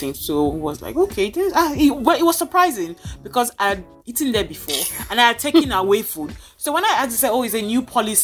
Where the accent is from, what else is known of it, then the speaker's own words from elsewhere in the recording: Lagos, Nigeria; we grew up in Lagos where Lagos just have this very generous spirit.